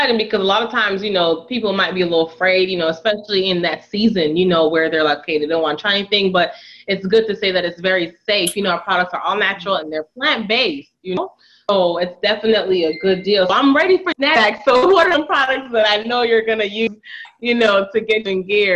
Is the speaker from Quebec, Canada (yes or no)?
yes; Montreal, Quebec, Canada; now in United States; because most moms here in America, I'm from Montreal, Canada.